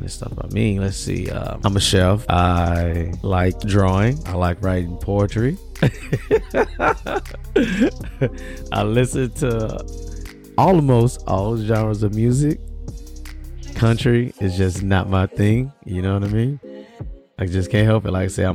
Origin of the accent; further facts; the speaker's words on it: the South, United States; also born or lived in Birmingham, Alabama; I grew up in the South.